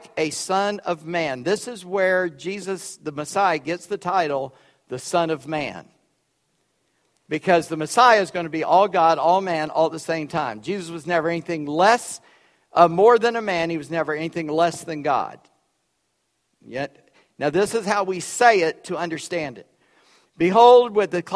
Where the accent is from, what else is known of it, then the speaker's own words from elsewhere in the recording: Charleston, United States; moved away; I grew up in Charleston